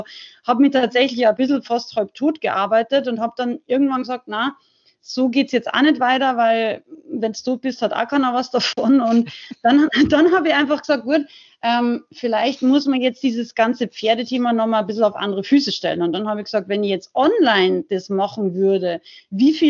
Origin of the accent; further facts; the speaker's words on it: Salzburg, Austria; now in Unterhaching, Germany; ich bin ursprünglich aus Rauches, aber lebe schon ganz lange äh, in Unterhaching bei München